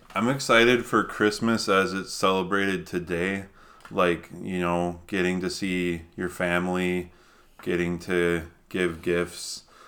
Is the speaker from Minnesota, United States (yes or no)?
yes; Minnesota, United States; moved away; I grew up in Minnesota